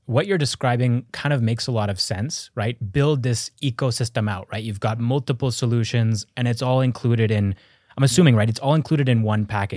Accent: Canada; moved away; I'm Canadian

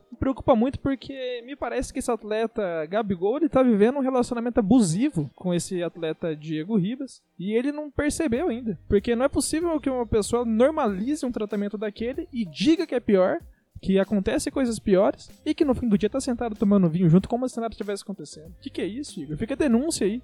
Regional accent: Brazil; Nós somos brasileiros

